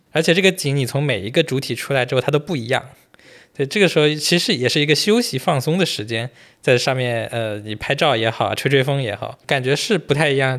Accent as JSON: {"language": "Chinese", "region": "Zhejiang", "country": "China", "said": "因为我们都是浙江人嘛"}